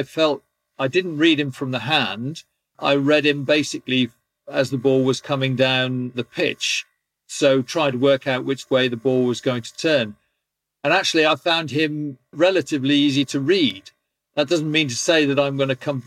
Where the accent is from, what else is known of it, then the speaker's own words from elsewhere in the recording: England, United Kingdom; being an Englishman